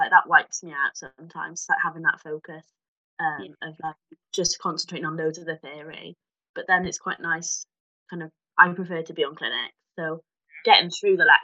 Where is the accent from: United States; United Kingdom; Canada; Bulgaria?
United Kingdom; Cardiff, Wales; I'm from Cardiff originally